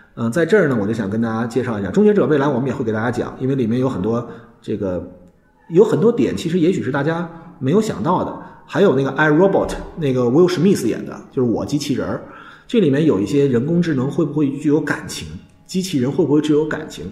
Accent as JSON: {"language": "Chinese", "country": "China", "said": "我们中国人"}